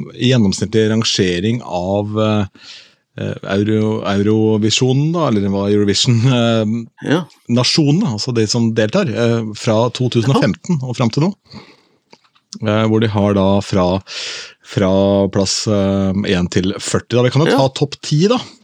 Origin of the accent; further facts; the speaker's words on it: Askim, Østfold, Norway; moved away; bowlinghallen hjemme i Askim